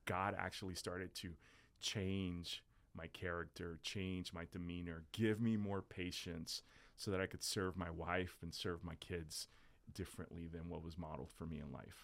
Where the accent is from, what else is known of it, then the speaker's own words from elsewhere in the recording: South Florida, United States; also born or lived in New Jersey; I was born in Jersey, raised in South Florida